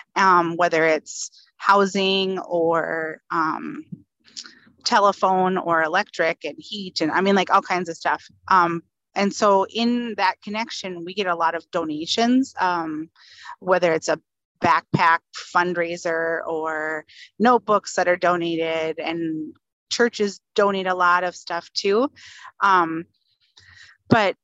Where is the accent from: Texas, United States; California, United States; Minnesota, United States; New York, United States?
Minnesota, United States; Northern; also born or lived in Fargo, North Dakota; I'm originally from Northern Minnesota